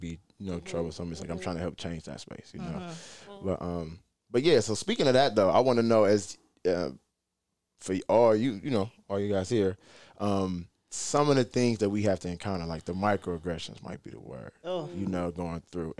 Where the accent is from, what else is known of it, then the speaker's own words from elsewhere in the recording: Detroit, Michigan, United States; now in Rochester, United States; I grew up in Detroit